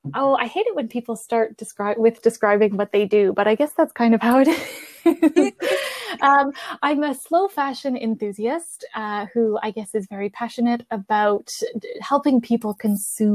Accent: Canada; Both of my parents are Italian, but I'm Canadian. We live in Canada

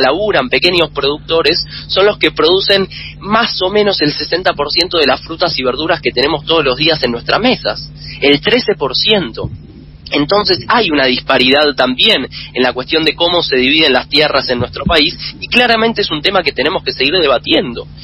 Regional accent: Argentina; nuestro país

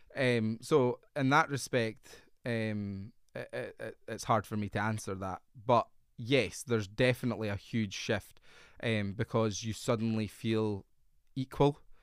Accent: North East Fife, Scotland, United Kingdom; I have lived there since I was three years old.

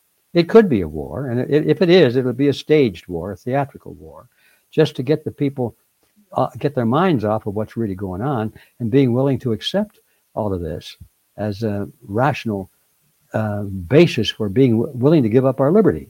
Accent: the North, United States; I come from the North

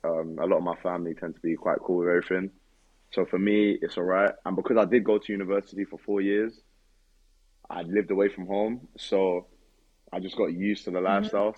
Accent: United Kingdom; moved away; I'm a European. Uh, I'm, I'm from the UK.

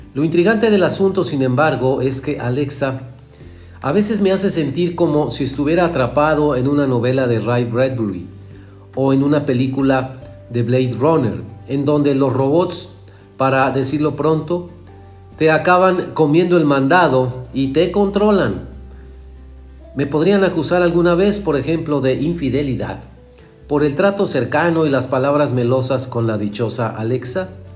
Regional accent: Mexico; en México la escuchamos muy normalita

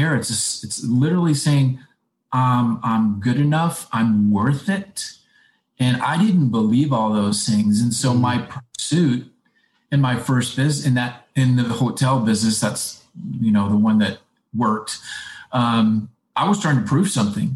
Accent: Midwest, United States; moved away; I came from the Midwest where thrift was everything

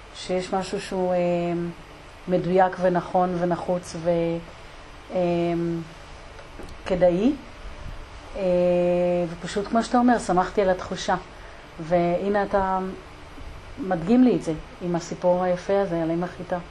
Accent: Degania Bet, Northern District, Israel; אצלנו בדגניה ב'

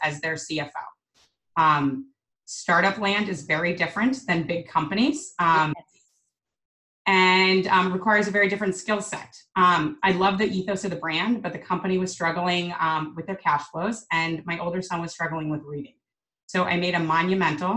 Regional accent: Arizona, United States; moved away as an adult; I grew up in Arizona, and my family at times struggled financially

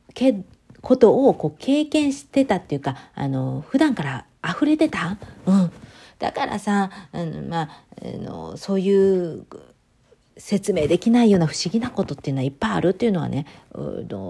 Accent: Japan; now in United States; 日本人で生まれて

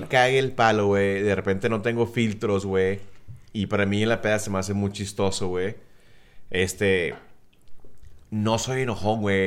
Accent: South Texas, United States; Cindy y yo que somos del sur de Texas

